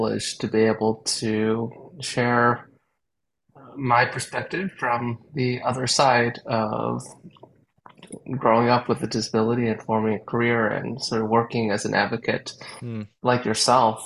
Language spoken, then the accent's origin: English; Canada; like a lot of young people growing up in Canada, I started off being exposed to music